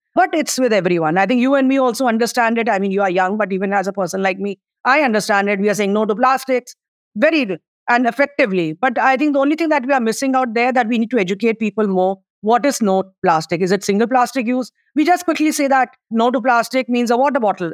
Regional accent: India; as an Indian

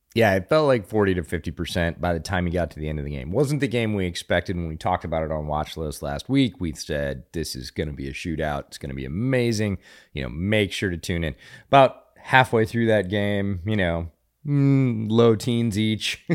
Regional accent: Pennsylvania, United States; now in Texas, United States; I grew up around Pennsylvania high school football, which is also a semi-religious experience

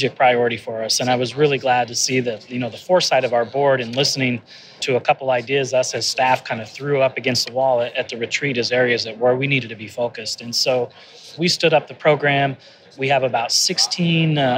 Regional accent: Denver, Colorado, United States; I'm the GM and CEO in my hometown of Denver

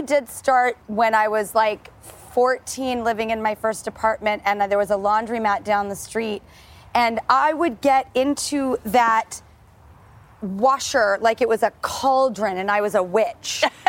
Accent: Los Angeles, California, United States; We are here in my hometown of Hollywood

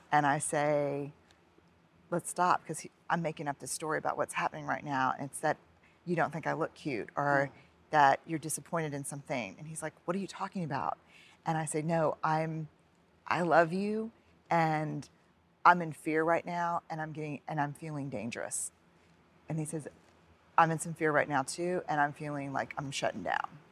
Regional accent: New Orleans, Louisiana, United States; born or raised there

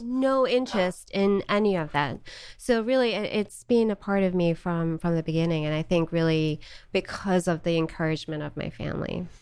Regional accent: Johannesburg, Gauteng, South Africa; moved away as an adult; also born or lived in Charlotte, North Carolina / Missouri; now in United States; I was born in Johannesburg, South Africa, and lived there for 18 years, born and raised

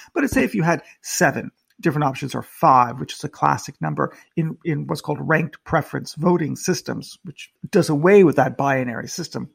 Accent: United States; now in United Kingdom; I'm an American in the United Kingdom.

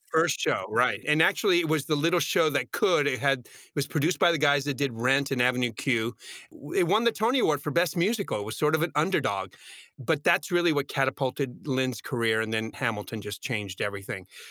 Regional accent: San Juan, Puerto Rico; now in New York, United States; I wanted to perform in Puerto Rico, my hometown, and my parents were elderly.

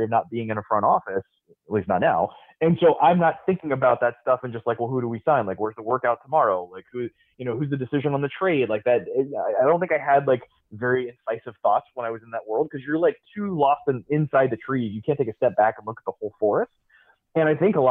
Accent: Tampa, Florida, United States; I grew up in Tampa, and they were like the first team I had contact

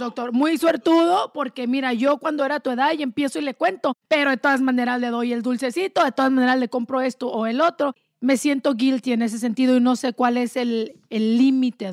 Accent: Delicias, Chihuahua, Mexico; moved away; yo vengo de un rancho allá en pueblito chiquito en Delicia, Chihuahua

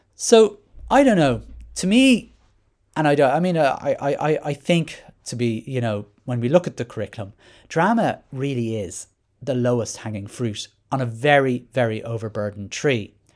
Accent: Ireland

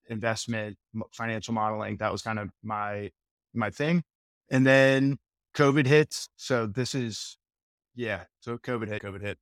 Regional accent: Tampa, Florida, United States; I was born and raised in Tampa, Florida, still here today

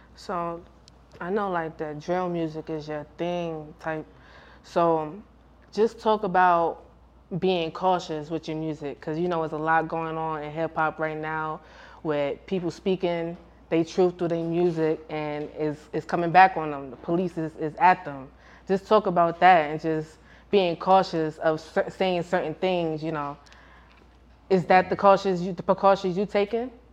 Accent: New York, United States; I'm from New York.

